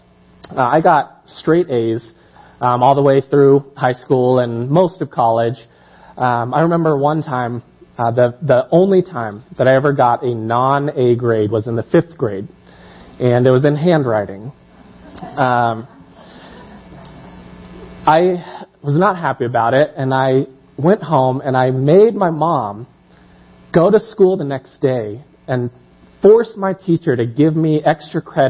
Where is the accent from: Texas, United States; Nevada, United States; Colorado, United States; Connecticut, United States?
Colorado, United States; I was born and raised here in Colorado